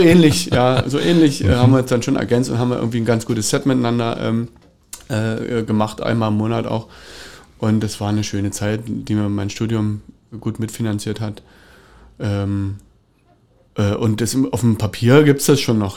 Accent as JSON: {"language": "German", "town": "Cottbus", "region": "Brandenburg", "country": "Germany", "tie": "born or raised there", "said": "bin ich aufgewachsen in der Tower Straße"}